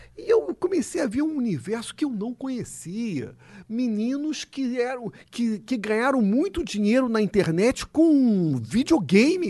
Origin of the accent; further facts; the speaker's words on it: Rio de Janeiro, Brazil; Eu sou carioca